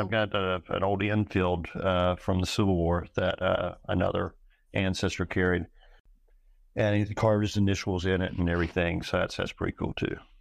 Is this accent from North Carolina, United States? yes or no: yes; North Carolina, United States; also born or lived in Boone, North Carolina; I was born in the mountains, grew up, uh, really in a coastal swamp, so, uh, parents divorced when I was young. And at, uh, fifteen, we went back up, moved back up the mountains.